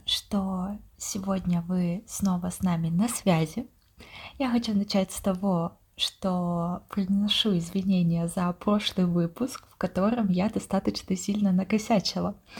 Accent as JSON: {"language": "Russian", "town": "Yekaterinburg", "region": "Sverdlovsk Oblast", "country": "Russia", "tie": "born or raised there", "moved": "as an adult", "lives_now": "Saint Petersburg, Russia", "said": "обе мы родились в Екатеринбурге"}